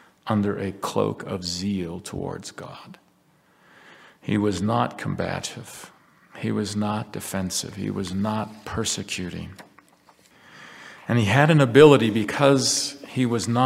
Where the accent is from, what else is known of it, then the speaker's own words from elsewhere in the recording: United States; as an American Christian, a Latter-day Saint